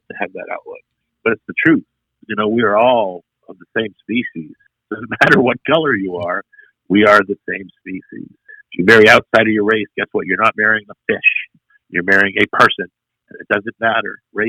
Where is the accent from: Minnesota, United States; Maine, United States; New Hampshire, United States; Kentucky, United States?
Maine, United States; moved away as an adult; now in Waco, United States; I'm in Waco. I'm from Maine.